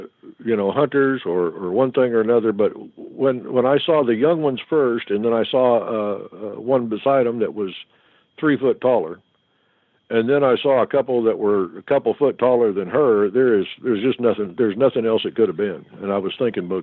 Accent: Oklahoma, United States; I'm from Oklahoma, so we call them boogers in the way I grew up

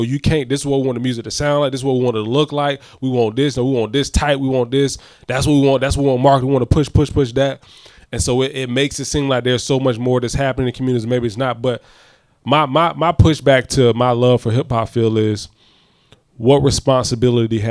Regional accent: Jacksonville, Florida, United States; we from Jacksonville

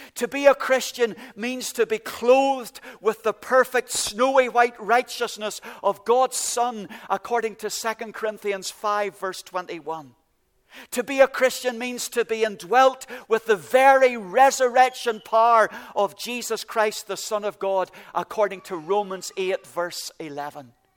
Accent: Ballycastle, Northern Ireland, United Kingdom; moved away; I came from Ballycastle at the very top of Ireland

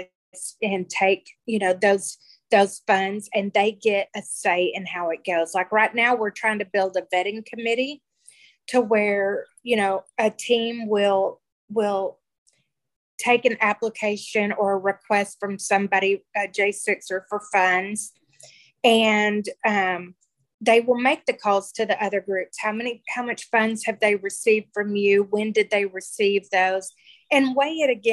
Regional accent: Texas, United States; We're from Texas

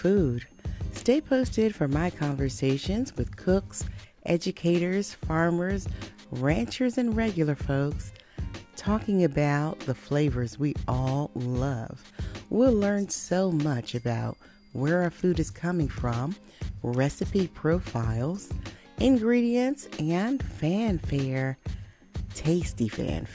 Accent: East Coast, United States; I am originally from the East Coast

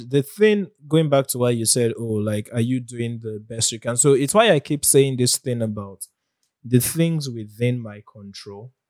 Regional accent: Nigeria; as a Nigerian

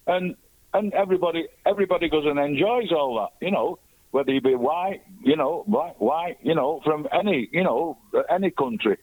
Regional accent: England, United Kingdom; I'm English born, British passport

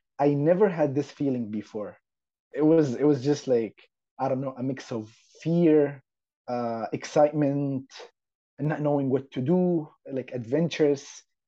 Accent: Saudi Arabia; English is a second language; moved away as an adult; also born or lived in Yemen / Jeddah, Saudi Arabia; now in Montreal, Canada; I'm originally from Saudi Arabia. I was born and grew up in Saudi Arabia till the age of 18. And then when I was 18, I came to Canada, basically Montreal, with absolutely no knowledge of English and French

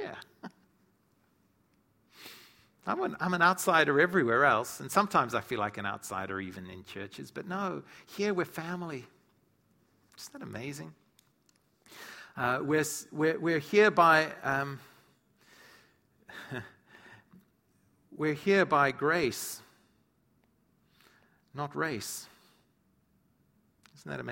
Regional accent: South Africa; moved away; I grew up in South Africa

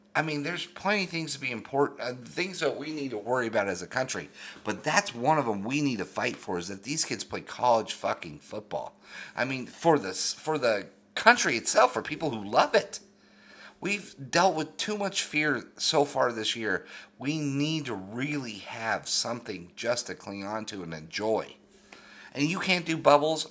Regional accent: Denver, Colorado, United States; growing up in Denver, Colorado

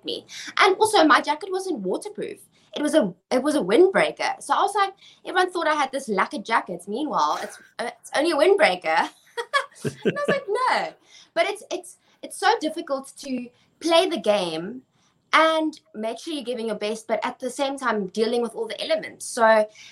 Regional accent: South Africa

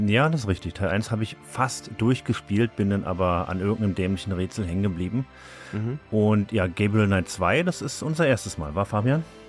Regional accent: Germany; als Deutscher

